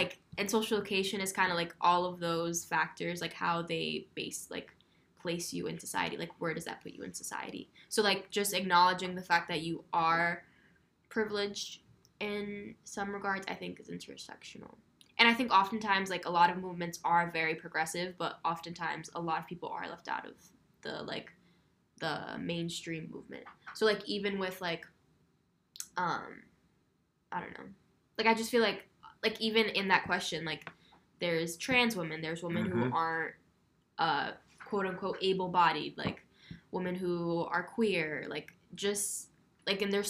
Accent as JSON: {"language": "English", "town": "Providence", "region": "Rhode Island", "country": "United States", "said": "I'm also from the South Side of Providence"}